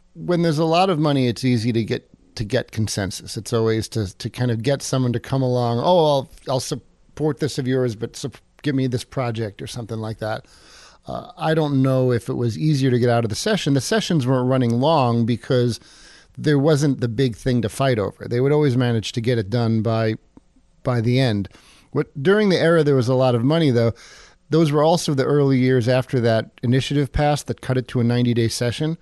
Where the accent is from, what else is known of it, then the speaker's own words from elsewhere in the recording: East Coast, United States; moved away as an adult; also born or lived in Seattle; now in Juneau, United States; I'm from the East Coast